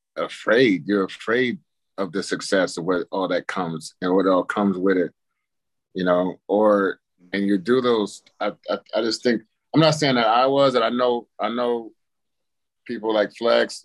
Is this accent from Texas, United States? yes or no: no; Palm Springs, California, United States; growing up in Palm Springs